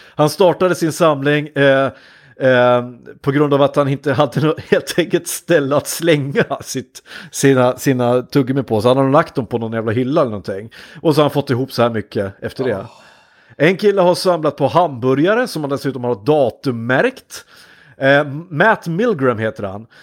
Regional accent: Hudiksvall, Gävleborg County, Sweden; jobbade en sommar hos ett kommunalt bostadsbolag där jag kom eh, ifrån Hudiksvall

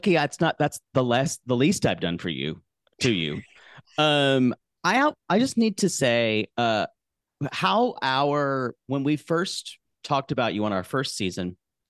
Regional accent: South Carolina, United States; I'm from South Carolina.

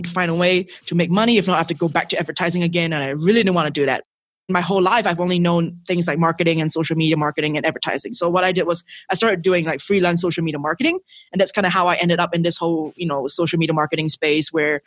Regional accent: Singapore; moved away as an adult; now in Mexico; So I'm originally from Singapore. That's where I was born and raised

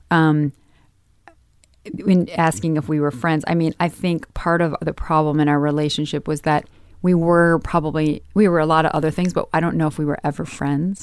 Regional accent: Midwest, United States; growing up in the Midwest

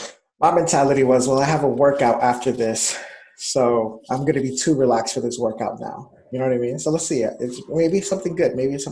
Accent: New York City, New York, United States; I am from New York City.

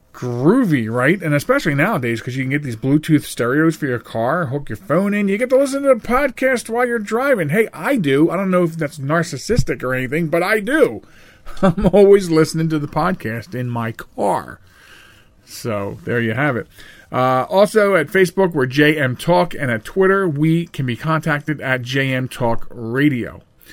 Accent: Chester, Pennsylvania, United States; When I was a child, I grew up in Chester. Yeah, that's Chester, Pennsylvania.

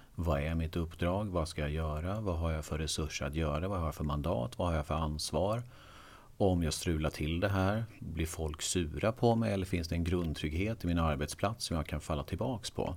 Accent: Eksjö, Jönköping County, Sweden; moved away as an adult; also born or lived in Skövde; now in Stockholm, Sweden; Jag är från Småland, Eksjö

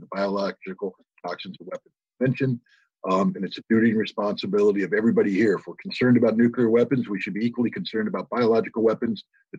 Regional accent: United States; as an American citizen

